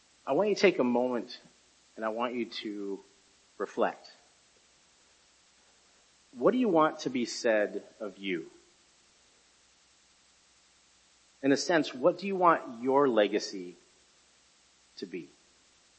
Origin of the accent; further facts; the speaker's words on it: Bellevue, United States; now in Holland, United States; I grew up in Bellevue, attended and flourished this church, in this church